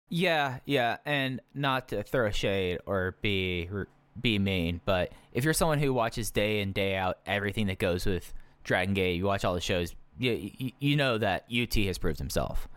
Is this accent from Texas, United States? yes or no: yes; Dallas, Texas, United States; I grew up in Dallas-Fort Worth